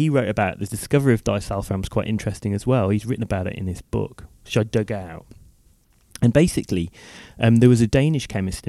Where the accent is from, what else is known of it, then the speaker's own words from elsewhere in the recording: Wolverhampton, West Midlands, United Kingdom; where I lived growing up in Wolverhampton.